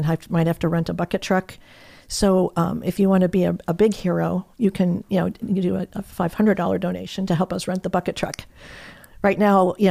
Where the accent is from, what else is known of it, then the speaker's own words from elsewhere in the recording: Michigan, United States; moved away as an adult; also born or lived in New Jersey; now in Sanibel Island, United States; I grew up in Michigan.